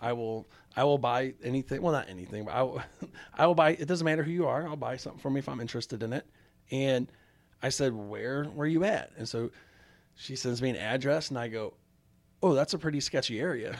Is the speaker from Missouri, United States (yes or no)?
yes; St. Louis, Missouri, United States; I grew up in South Saint Louis